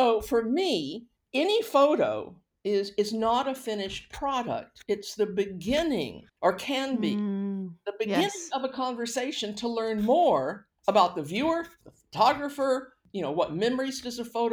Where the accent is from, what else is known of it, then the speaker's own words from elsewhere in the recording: Houston, Texas, United States; accent: Texan; moved away as an adult; also born or lived in Vancouver, Canada; now in Canada; I grew up in Houston, Texas